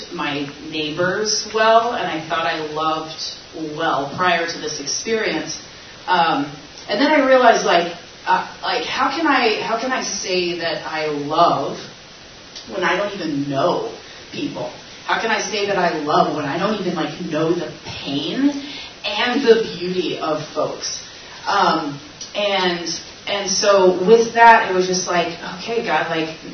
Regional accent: Tulsa, Oklahoma, United States; moved away as an adult; now in Chicago, United States; I'm from Tulsa, Oklahoma

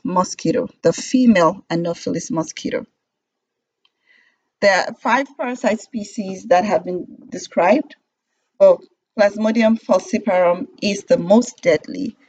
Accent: Nigeria; I was born and raised in Nigeria and got my medical degree from University of Ilorin in Nigeria

